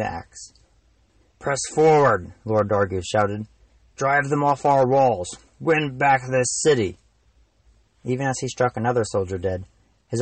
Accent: Madison, Indiana, United States; I'm an author from Madison, Indiana. I grew up there, and I still live there

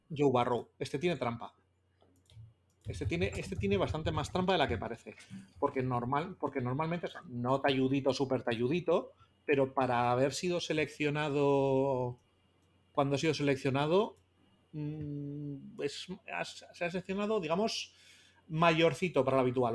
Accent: Bilbao, Basque Country, Spain; que soy de Bilbao, que soy del Atlético

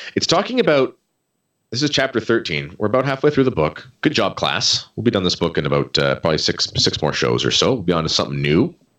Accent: Canada

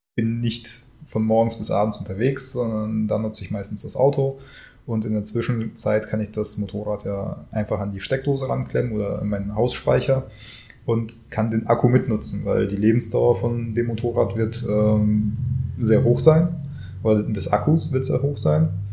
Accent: Germany; bei uns in Deutschland.

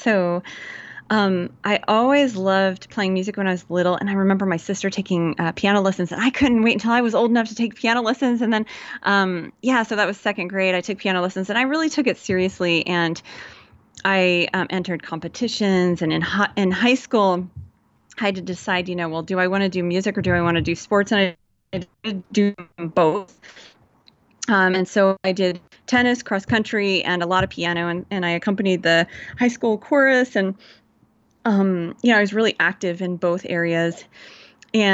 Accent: Georgia, United States; And I grew up in Georgia in the South, so I can put that on if I need to. If y'all need a good hometown girl talking to you, then that's me. I can put it on easy. And, but I was raised by two Yankee parents.

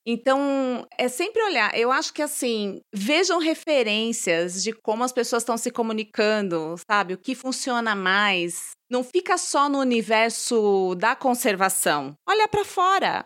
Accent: São Paulo, Brazil; Eu sou de São Paulo

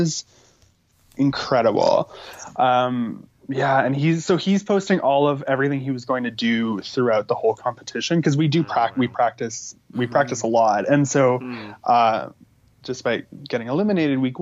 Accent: Saskatchewan, Canada; in my family, we have, you know, we're from Saskatchewan.

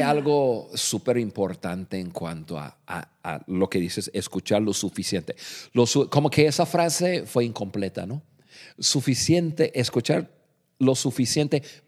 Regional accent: United States; Spanish is a second language; moved away as an adult; now in Mexico; Nosotros los dos somos nativos de, Estados Unidos, somos norteamericanos

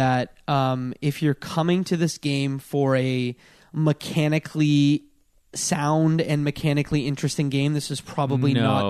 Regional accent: Canada; We're Canadian.

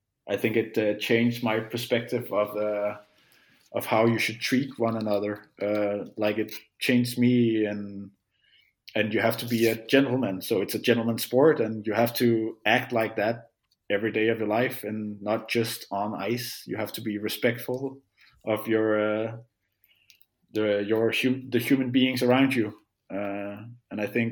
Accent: Hvidovre, Capital Region of Denmark, Denmark; I had fun growing up in in Vidovre

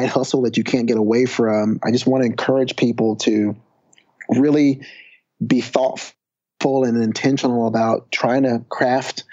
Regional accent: Texas, United States; I'd also started an SAT prep course back in my hometown right after graduating from UT with my sister

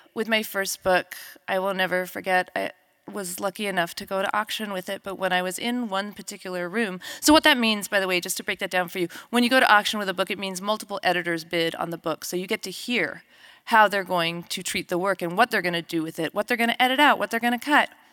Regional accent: New Mexico, United States; We grew up together in New Mexico.

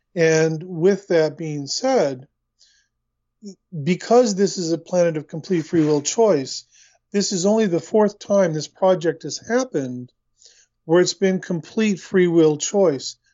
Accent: Oklahoma City, Oklahoma, United States; moved away as an adult; also born or lived in Torrance, California / Long Beach, California; now in New Zealand; I was born in Los Angeles, in, in Torrance, California, and I was raised just north of you in Oklahoma City

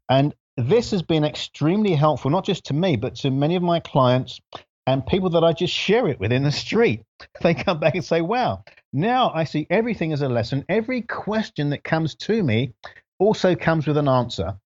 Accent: London, United Kingdom; moved away as an adult; also born or lived in Grenada; now in United States; We lived in London, and I grew up in London

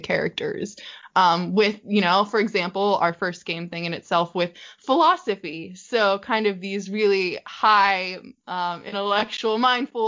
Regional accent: United States; I'm from America, obviously, from my accent

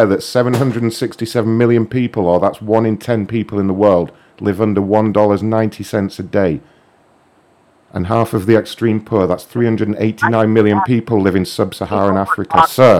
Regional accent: United Kingdom; I'm not Mexican, actually. I'm British

